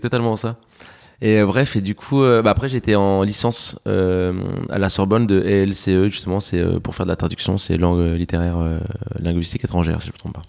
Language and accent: French; France; also born or lived in Alicante, Spain; je suis né à Alicante, je suis arrivé en France euh, à mes 7 ans